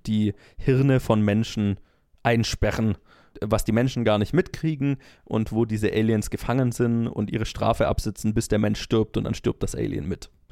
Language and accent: German; Germany; ich als Deutscher